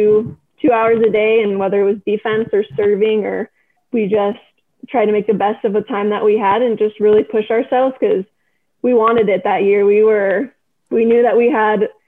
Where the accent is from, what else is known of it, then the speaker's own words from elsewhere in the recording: Redondo Beach, California, United States; I was born and raised in Redondo Beach, California